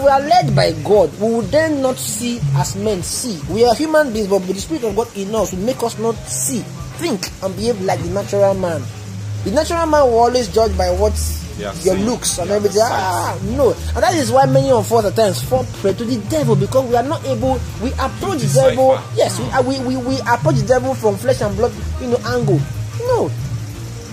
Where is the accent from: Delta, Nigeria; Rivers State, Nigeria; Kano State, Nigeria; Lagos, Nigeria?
Delta, Nigeria; Warri; growing up in Warri, we have guys, Warriors who do the normal thing